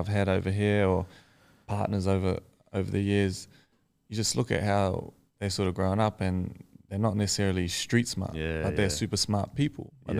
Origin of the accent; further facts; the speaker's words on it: Tokoroa, Waikato, New Zealand; also born or lived in Auckland; Yeah, so I grew up in Tukuru, which is like a small town in the South Waikato.